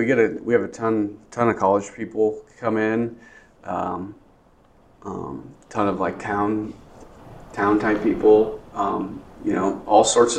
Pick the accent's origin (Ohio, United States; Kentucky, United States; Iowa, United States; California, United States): Iowa, United States; Grinnell; Yeah, my parents, I was born in Iowa City, and then my parents had the opportunity to buy this restaurant off of my great uncle, Sam